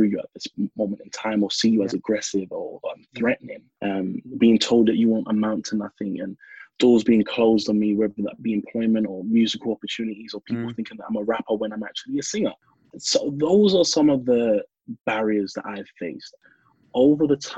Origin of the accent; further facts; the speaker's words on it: London, United Kingdom; as a black man growing up in Hackney